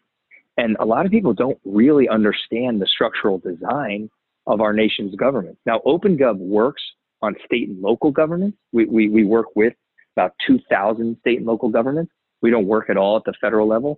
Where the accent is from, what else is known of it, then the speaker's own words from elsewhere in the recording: Maryland, United States; moved away as an adult; I grew up in Maryland